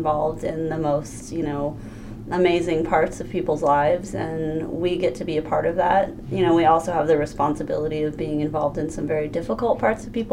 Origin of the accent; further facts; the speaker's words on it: Omaha, Nebraska, United States; moved away as an adult; now in Crawford County, United States; I'm originally from Omaha, Nebraska, not too far from here.